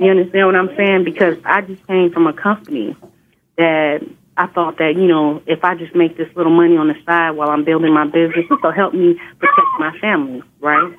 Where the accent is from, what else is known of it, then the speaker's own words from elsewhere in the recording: Inglewood, California, United States; I grew up in Inglewood, California